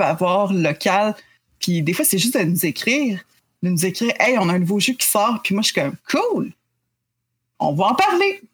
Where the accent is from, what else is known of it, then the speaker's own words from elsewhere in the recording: Quebec, Canada; on est québécois